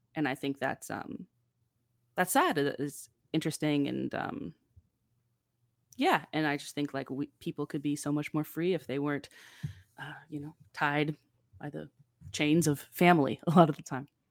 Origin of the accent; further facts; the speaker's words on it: Campbellford, Ontario, Canada; growing up in Campbellford